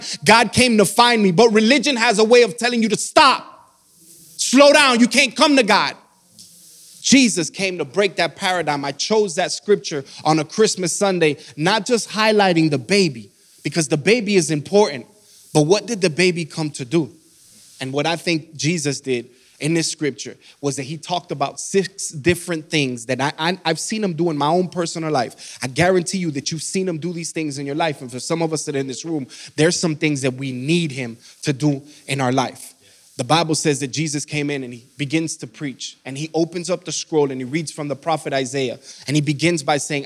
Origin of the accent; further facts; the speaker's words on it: Miami, Florida, United States; moved away as an adult; now in Georgia, United States; I'm from Miami, Florida. We've been here for about 7 years